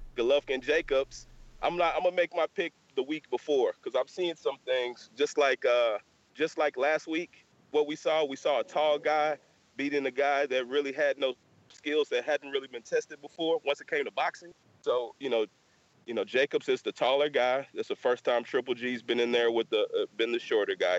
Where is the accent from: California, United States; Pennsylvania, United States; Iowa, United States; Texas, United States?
Texas, United States; we're from Texas.